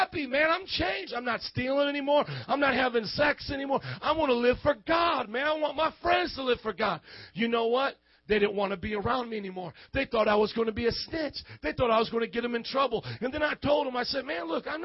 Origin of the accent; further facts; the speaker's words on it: Fort Wayne, Indiana, United States; moved away as an adult; now in Chicago, United States; I was a gringo from Fort Wayne, Indiana with the cornfields